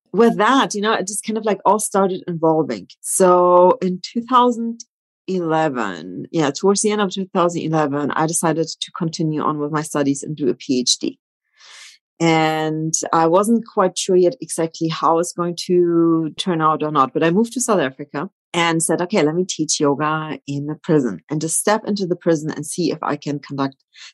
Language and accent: English; Germany; also born or lived in Poland; So my background is really multicultural. I've grown up in Germany, but I was born in Poland. So I've grown up between two cultures